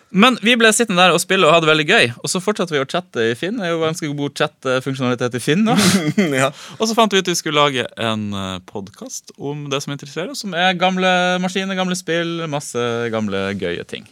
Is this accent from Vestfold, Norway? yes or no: no; Vadsø, Finnmark, Norway; Vadsø, der jeg vokste opp